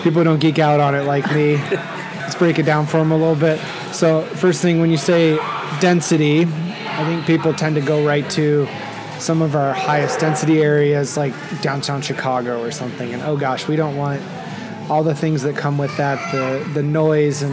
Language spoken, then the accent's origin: English; Netherlands; moved away; I grew up in the Netherlands, buildings can be really close together there. But I lived in the country, so it's a little different.